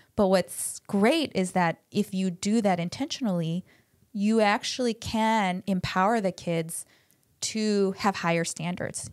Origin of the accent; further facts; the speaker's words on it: United States; first language Korean; I grew up speaking Korean, but lost a lot of it 'cause I grew up in America